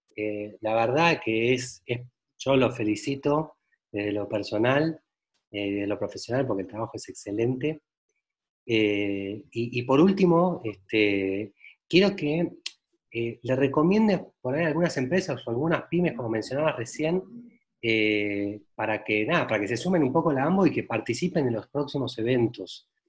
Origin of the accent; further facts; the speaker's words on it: Argentina; now in Mexico; yo soy argentino